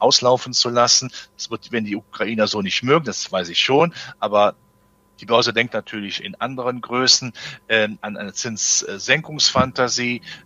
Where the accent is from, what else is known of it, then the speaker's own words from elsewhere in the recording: Germany; als Deutscher